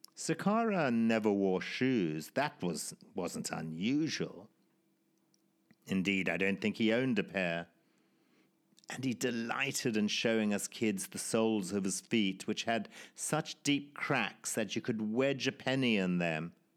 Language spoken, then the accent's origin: English; Zimbabwe; my life growing up in Zimbabwe, or formerly Rhodesia, in the 1960s and 70s